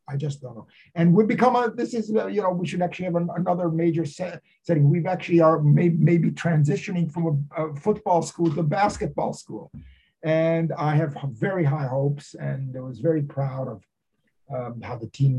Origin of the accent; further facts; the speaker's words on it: East Coast, United States; moved away as an adult; now in Michigan, United States; I grew up on the East Coast, where college sports didn't mean anything.